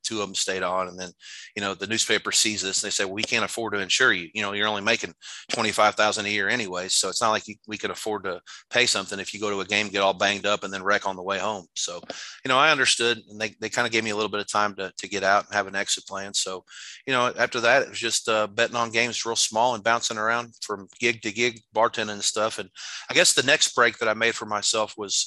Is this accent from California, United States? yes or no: no; Jeffersonville, Indiana, United States; moved away as an adult; also born or lived in Costa Rica; I got a job as a sports editor back my hometown newspaper in Jeffersonville, Indiana, right across the river from Louisville.